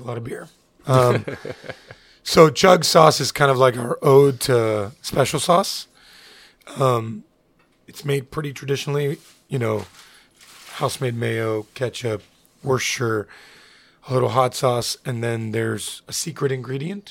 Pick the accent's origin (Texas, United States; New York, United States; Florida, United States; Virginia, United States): Florida, United States; Miami; also born or lived in Hialeah, Florida; I was born in Hialeah, was raised in Little Havana in Westchester